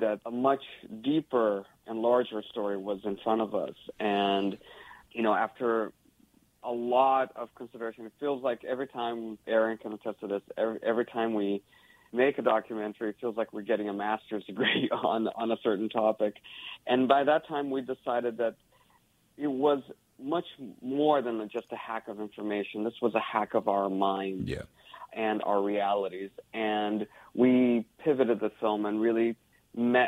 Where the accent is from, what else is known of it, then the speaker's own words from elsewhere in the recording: Brazil; now in California, United States; my home country of Brazil